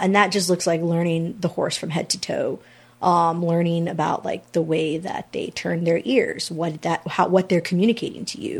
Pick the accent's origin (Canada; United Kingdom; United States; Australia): United States; San Antonio, Texas; moved away as an adult; I'm originally from San Antonio